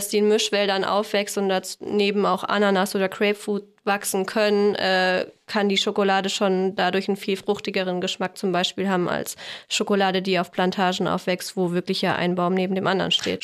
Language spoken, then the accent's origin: German; Fulda, Hesse, Germany; now in Essen, Germany; wir kommen ursprünglich kommen wir aus Fulda, wohnen aber jetzt seit fünf Jahren in Essen